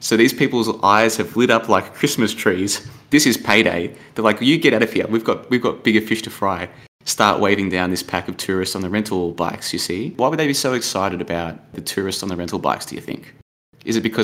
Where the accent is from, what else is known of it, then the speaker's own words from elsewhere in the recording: Australia; now in Thailand; oh, Australia